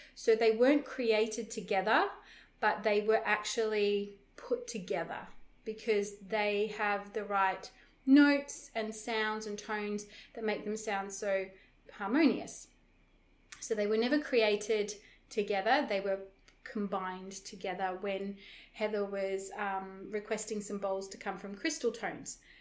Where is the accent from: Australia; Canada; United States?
Australia; Broome, Western Australia; where I live in my hometown, Broome, in Western Australia